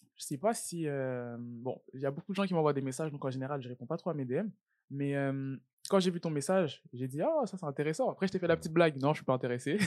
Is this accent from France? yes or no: yes; Île-de-France, France; moved away as an adult; now in Montreal, Canada; J'ai grandi en France mhm. et je suis né en France